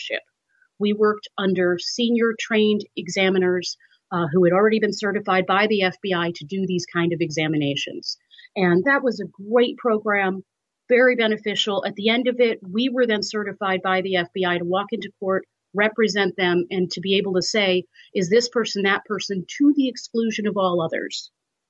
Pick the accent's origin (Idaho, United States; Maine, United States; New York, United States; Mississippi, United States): New York, United States; I'm from New York. My family's in New York.